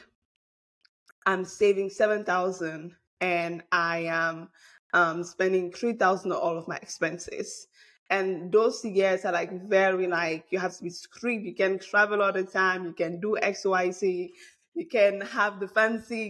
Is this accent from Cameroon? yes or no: yes; Bamileke from Cameroon, West, Cameroon; moved away; I'm a Bamleke from Cameroon